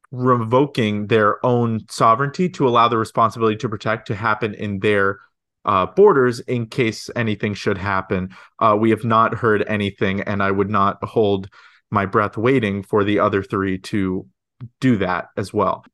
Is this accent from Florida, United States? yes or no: yes; St. Petersburg, Florida, United States; I'm also from Saint Petersburg